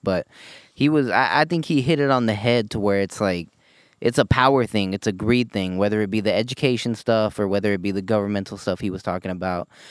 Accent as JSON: {"language": "English", "country": "United States", "said": "as an American"}